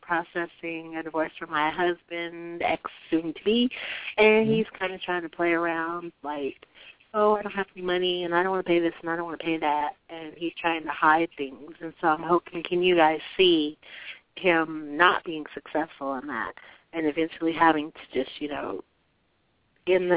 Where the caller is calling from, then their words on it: Denver, Colorado, United States; I'm calling from Colorado.